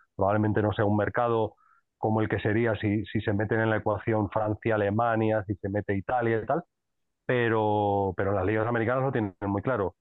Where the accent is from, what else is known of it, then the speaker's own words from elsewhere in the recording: Madrid, Community of Madrid, Spain; soy de Madrid